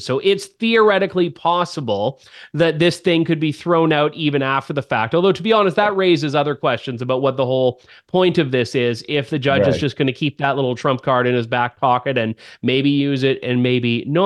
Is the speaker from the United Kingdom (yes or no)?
no; Canada; I'm a foreigner. I'm from Canada